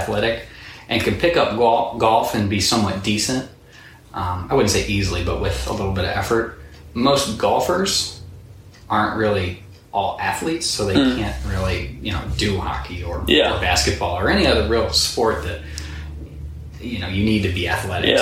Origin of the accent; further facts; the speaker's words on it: Findlay, Ohio, United States; also born or lived in Bowling Green, Ohio; I'm one of those boring Finley people, born and raised in Finley